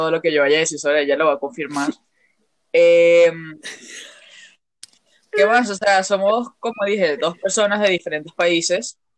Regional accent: Venezuela; accent: mixed accent of many countries; yo soy venezolana, me conocen. Eh, la pendeja es mexicana, pero igualito yo tengo como un acento mezclado de, muchos países.

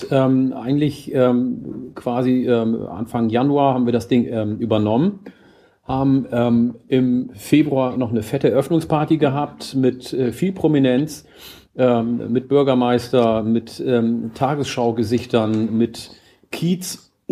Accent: Oromia, Ethiopia; den Ursprung der plattdeutschen Sprache in meiner Heimat Oromia, weil ich habe ja auch Plattdeutsch von meinem Urgroßvater gelernt.

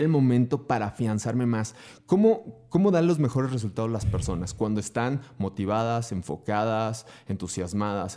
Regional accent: Durango, Mexico; also born or lived in Guanajuato; nací en Guanajuato, pero tengo la fortuna de haberme criado 31 años y piquito en Durango, así es que soy más norteño que nada

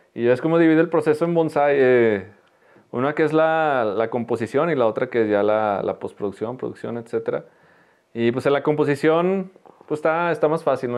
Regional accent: Teúl de González Ortega, Zacatecas, Mexico; soy, soy del Teúl, pero viví poco, poco tiempo. Entonces estaba en la primaria

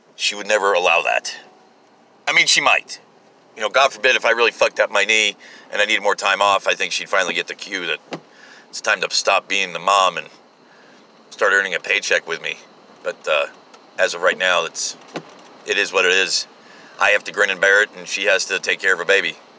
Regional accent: United States; I kind of like being American

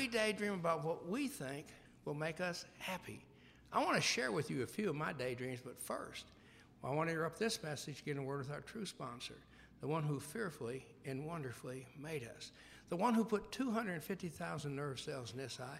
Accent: Memphis, Tennessee, United States; I was growing up in Memphis, Tennessee

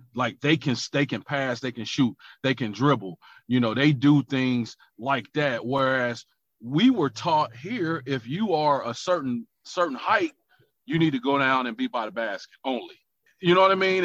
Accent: United States; moved away; as the American back then

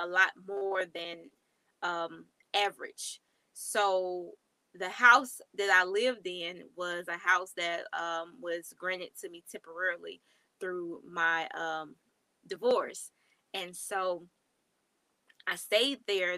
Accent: Mississippi, United States; moved away as an adult; now in Texas, United States; I'm now in Texas. I'm from Mississippi

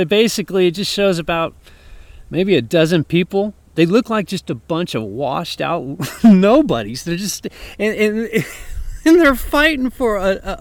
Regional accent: Oakland, California, United States; that's my hometown

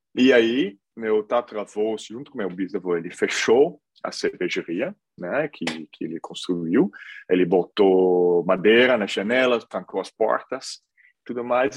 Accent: Hilvarenbeek, North Brabant, Netherlands; Portuguese is a second language; moved away as an adult; also born or lived in Brazil; cidade de Hilvarenberg, no sul da Holanda, onde eu estou também agora, onde eu nasci

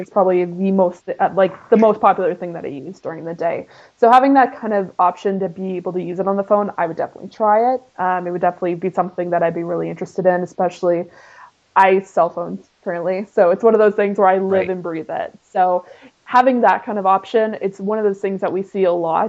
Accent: Canada; I am Canadian

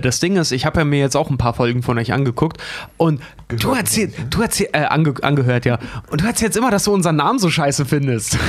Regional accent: Berlin, Germany; now in Hamburg, Germany; ich komme aus, komm aus Berlin

